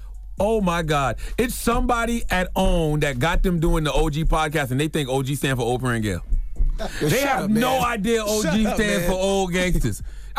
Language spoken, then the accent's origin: English; South Carolina, United States; By the way, you from the South like I'm from the South. I'm from South Carolina. I say ma'am a lot.